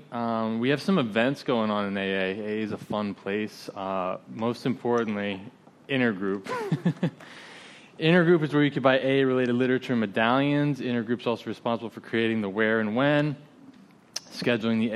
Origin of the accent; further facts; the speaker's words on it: Pompano Beach, Florida, United States; my hometown of Pompano Beach, Florida